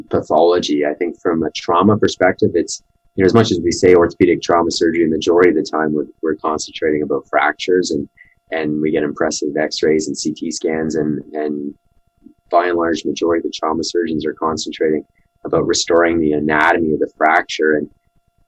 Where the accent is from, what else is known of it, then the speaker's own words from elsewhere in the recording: Ottawa, Ontario, Canada; now in Calgary, Canada; I grew up in Ottawa